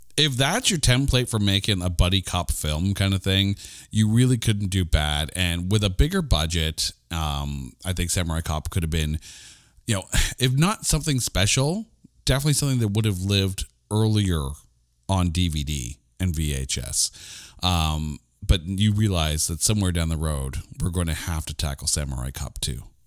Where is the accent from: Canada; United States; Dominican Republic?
Canada; I'm a Canadian